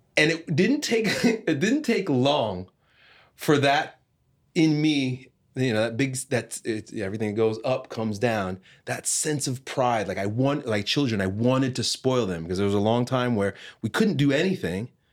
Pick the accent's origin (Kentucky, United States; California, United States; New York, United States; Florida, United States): New York, United States; Long Island; growing up in Long Island, New York